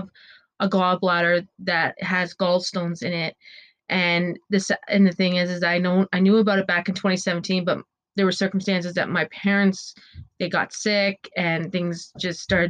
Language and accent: English; Ontario, Canada; we're in lockdown right now in Ontario, where I'm from. I'm from Canada